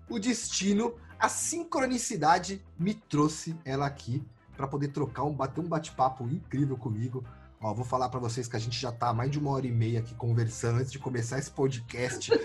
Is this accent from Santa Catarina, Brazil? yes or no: no; São Paulo, Brazil; E eu sou de São Paulo